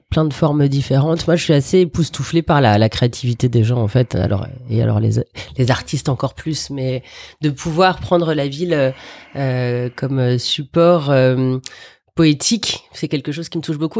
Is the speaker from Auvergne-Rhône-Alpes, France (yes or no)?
no; Paris, Île-de-France, France; also born or lived in Algeria; je suis une vraie Parisienne. J'ai vécu exactement où là on est en train de faire cette émission, c'est-à-dire dans le 17e, à quelques enclablures euh, du parc Monceau, mais je suis née dans le 10e.